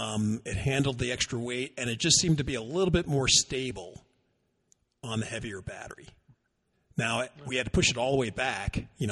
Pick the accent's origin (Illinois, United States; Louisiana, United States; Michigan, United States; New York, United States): New York, United States; Warwick; now in Texas, United States; That's where I grew up. Warwick. It was Warwick, New York.